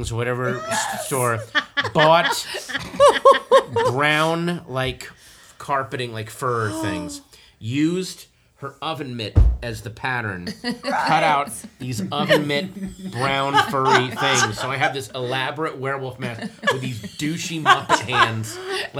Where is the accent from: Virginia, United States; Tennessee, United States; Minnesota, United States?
Virginia, United States; Northern